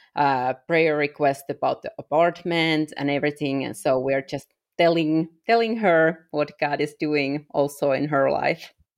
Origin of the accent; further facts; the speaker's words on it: Finland; English is a second language; moved away as an adult; I am originally from Europe, from Finland